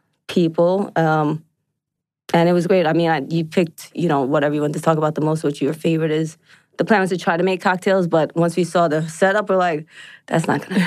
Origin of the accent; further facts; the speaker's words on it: New York, United States; moved away as an adult; now in Atlanta, United States; I grew up in New York